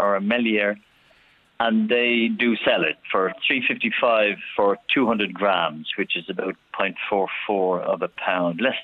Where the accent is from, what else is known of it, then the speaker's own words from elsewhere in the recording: Ireland; now in Spain; a kind of a loyalty to being Irish